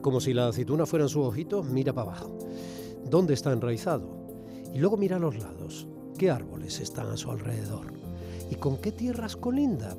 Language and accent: Spanish; Andalusia, Spain; tenemos en común los andaluces